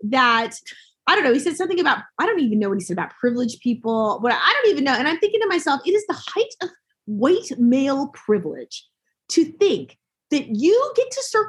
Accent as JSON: {"language": "English", "town": "Salt Lake City", "region": "Utah", "country": "United States", "tie": "born or raised there", "said": "I was born and raised here in Salt Lake City, Utah, and I just recently moved here."}